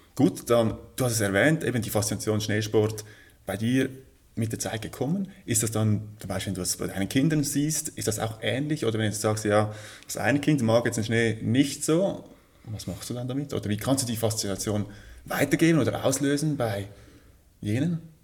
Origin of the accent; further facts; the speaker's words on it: Switzerland; Bei uns in der Schweiz ist es sehr, ja, sehr sportlich